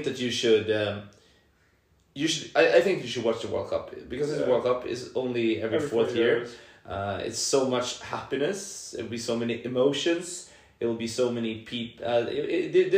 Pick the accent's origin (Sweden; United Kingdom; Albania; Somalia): Sweden; Solna, Stockholm County; I was born and raised in Solna